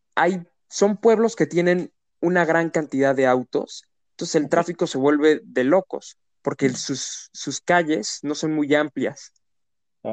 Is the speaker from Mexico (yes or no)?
yes; Querétaro, Mexico; yo aquí nací en Querétaro y me tocó esta etapa en donde Querétaro tiene un crecimiento demográfico